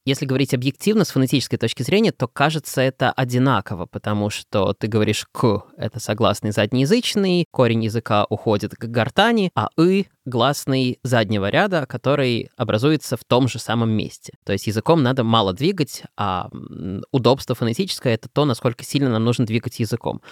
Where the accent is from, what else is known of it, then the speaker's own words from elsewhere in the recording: Belarus; now in Russia; я из Белоруссии из, и являюсь белорусом и так далее, но живу в России уже пол своей жизни